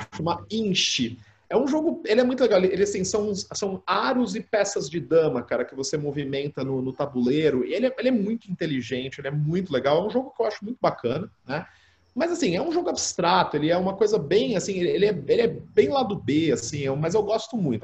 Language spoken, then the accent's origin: Portuguese; Catanduva, São Paulo, Brazil; sou nascido em Catanduva, né? E aqui, assim, como toda, como toda boa cidade do interior ali nos anos 90